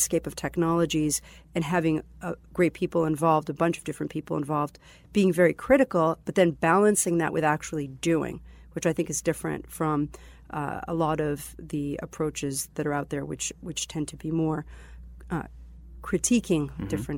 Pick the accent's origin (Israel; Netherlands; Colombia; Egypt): Israel; born there; also born or lived in Boston area, United States; I was born in Israel. And I spent part of my childhood in the Boston area. Uh-huh. And then I moved back to Israel after I went to Northeastern.